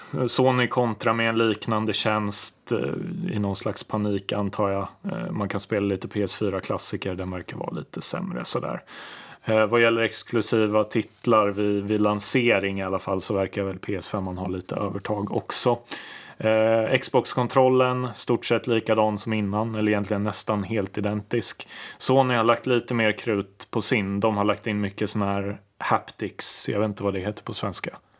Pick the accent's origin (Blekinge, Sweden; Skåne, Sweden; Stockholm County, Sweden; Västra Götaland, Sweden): Stockholm County, Sweden; Lidingö; jag är ju uppvuxen på Lidingö